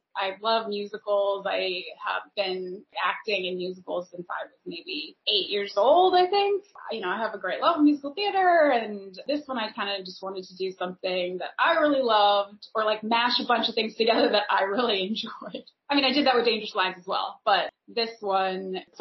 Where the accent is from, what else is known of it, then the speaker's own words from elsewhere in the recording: Northern California, United States; I grew up in Northern California and I've lived there the majority of my life